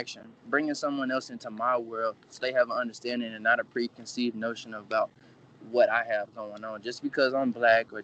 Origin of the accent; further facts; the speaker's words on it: East Texas, United States; my family growing up here in East Texas, like, man, since I was probably 4 years old